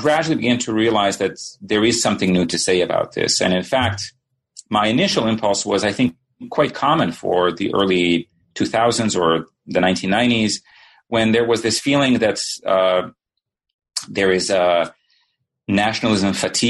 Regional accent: Sarajevo, Federation of Bosnia and Herzegovina, Bosnia & Herzegovina; also born or lived in Yugoslavia; now in United States; So I guess I should say that I grew up in Sarajevo, and my family left the city in 1992 and then came eventually to the United States.

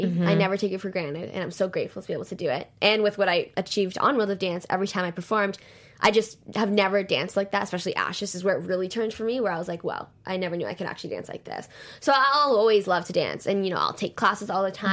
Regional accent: Toronto, Ontario, Canada; I'm from Toronto

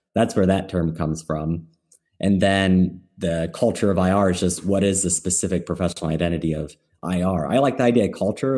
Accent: Midwest, United States; I'm from the Midwest

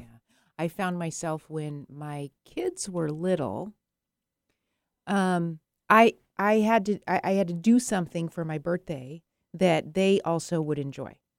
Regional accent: Arizona, United States; I was born in Arizona

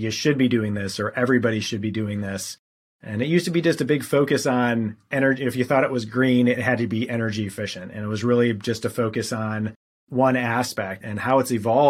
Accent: Wisconsin, United States; moved away as an adult; also born or lived in Charleston, South Carolina; I'm originally from Wisconsin

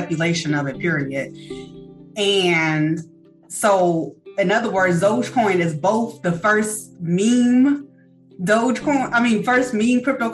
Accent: Chicago, Illinois, United States; we're both from Chicago and, you know, the Chicago roots

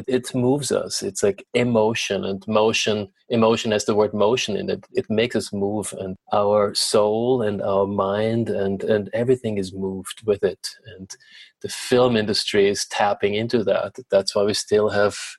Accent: Vienna, Austria; moved away as an adult; now in Los Angeles, United States; growing up in Vienna and studying there

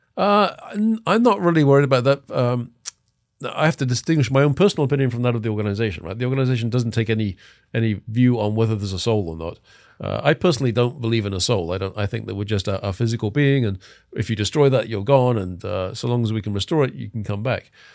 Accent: England, United Kingdom; moved away as an adult; also born or lived in Los Angeles; now in United States; I'm from England. Um, I've been in the States since nineteen eighty-seven.

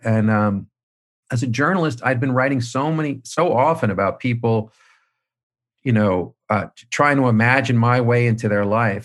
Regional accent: Manhasset, New York, United States; moved away; I was running back from Boston down to Manhasset. uh, constantly, you know, interviewing people from my childhood

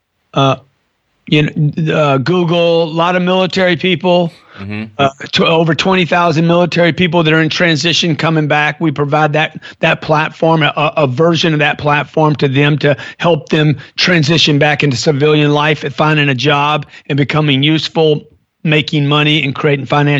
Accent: Lake Charles, Louisiana, United States; I grew up in Lake Charles, Louisiana.

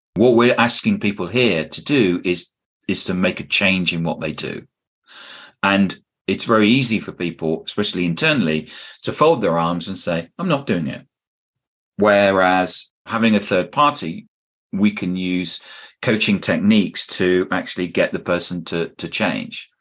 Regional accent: United Kingdom; I'm a Brit

